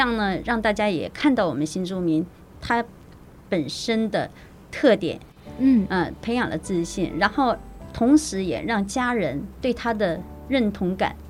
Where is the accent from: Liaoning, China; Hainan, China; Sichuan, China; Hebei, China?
Liaoning, China; Shenyang; moved away as an adult; also born or lived in Liujiao, Chiayi, Taiwan; now in Puzi, Taiwan; 我来自于，呃，中国辽宁沈阳